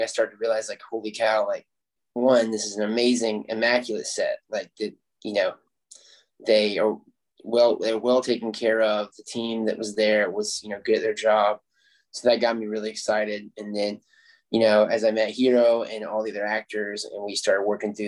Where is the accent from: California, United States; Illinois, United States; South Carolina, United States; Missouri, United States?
South Carolina, United States; I'm from South Carolina